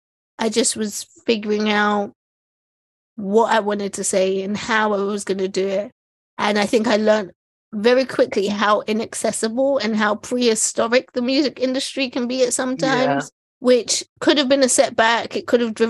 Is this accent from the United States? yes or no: no; London, United Kingdom; I grew up in East London.